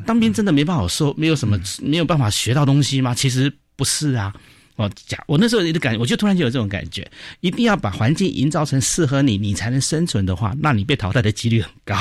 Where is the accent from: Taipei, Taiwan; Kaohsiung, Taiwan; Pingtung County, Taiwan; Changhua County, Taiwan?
Taipei, Taiwan; 我小时候是住通化街台北市